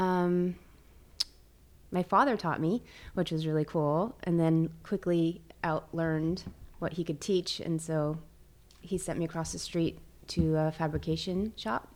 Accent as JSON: {"language": "English", "town": "San Anselmo", "region": "California", "country": "United States", "tie": "born or raised there", "moved": "as an adult", "lives_now": "Los Osos, United States", "said": "I grew up in Marin County."}